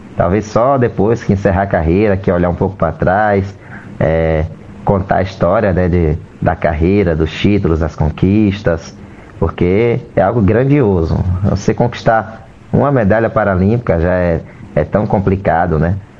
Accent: Candeias, Brazil; minha cidade querida, a cidade onde eu nasci, cresci e vivo até hoje

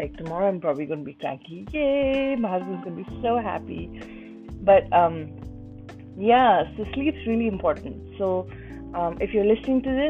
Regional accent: India; I'm Indian

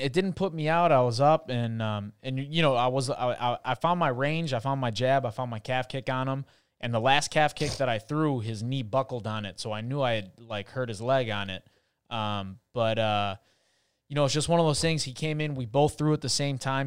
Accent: Chicago, Illinois, United States; now in Miami, United States; I was born in Chicago

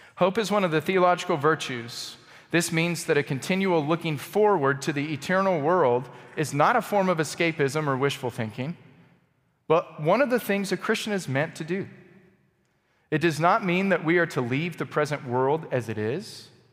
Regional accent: Texas, United States; I'm from Texas.

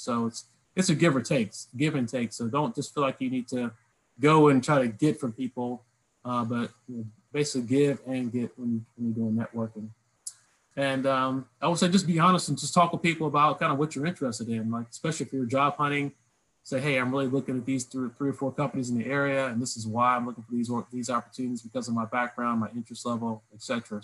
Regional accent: Lynchburg, Virginia, United States; moved away; I grew up in Lynchburg, Virginia

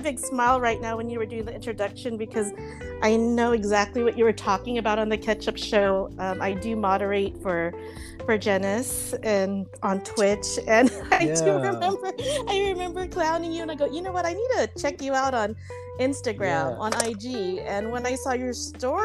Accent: San Diego, California, United States; born or raised there; also born or lived in Baguio City, Philippines / Virginia

